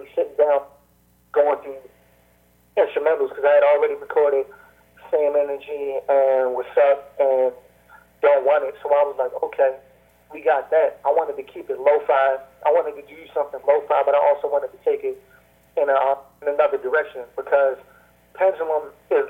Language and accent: English; East Coast, United States; I'm from the East Coast